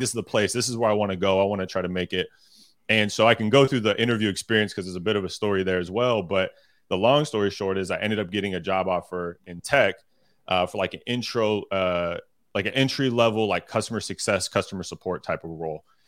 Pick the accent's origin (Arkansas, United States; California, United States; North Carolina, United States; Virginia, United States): California, United States; Sacramento; I'm originally from Sacramento, California.